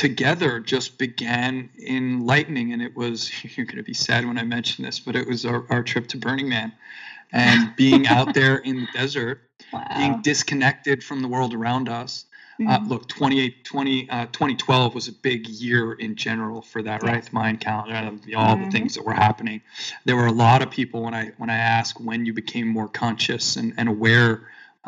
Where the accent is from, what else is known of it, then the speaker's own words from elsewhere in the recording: Long Island, New York, United States; I grew up in New York, and I grew up on Long Island